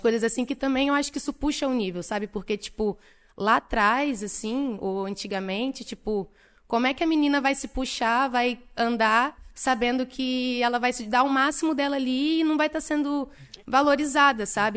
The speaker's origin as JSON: {"language": "Portuguese", "town": "Niterói", "region": "Rio de Janeiro", "country": "Brazil", "said": "Eu sou de Niterói, RJ"}